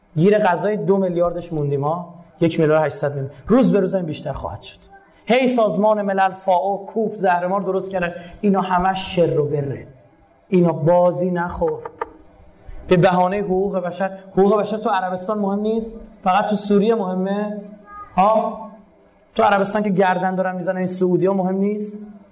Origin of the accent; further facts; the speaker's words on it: Iran; به عنوان یک ایرانی به عنوان یک مسلمان